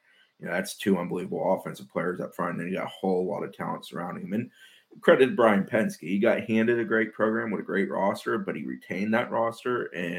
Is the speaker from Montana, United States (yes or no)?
no; Jacksonville, Florida, United States; I grew up in Jacksonville